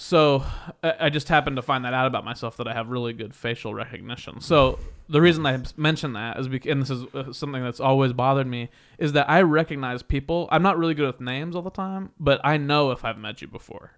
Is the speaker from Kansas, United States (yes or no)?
yes; Kansas, United States; I'm from Kansas